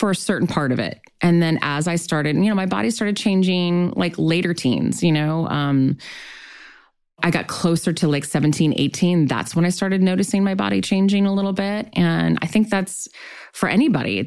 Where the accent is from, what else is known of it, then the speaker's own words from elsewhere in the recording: Long Beach, California, United States; I grew up in Long Beach